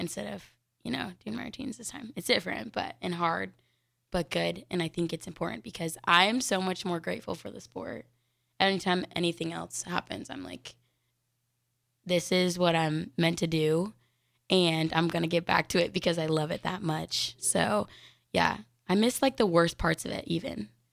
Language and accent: English; Denver, Colorado, United States; now in Lincoln, United States; I'm from Denver, Colorado.